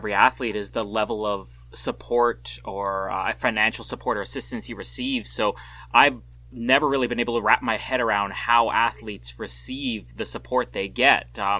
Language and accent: English; Canada; It's funny because as a Canadian, we'll talk about this a little bit later on, but as a Canadian, maybe we get a little bit jaded when it comes to the Summer Olympics.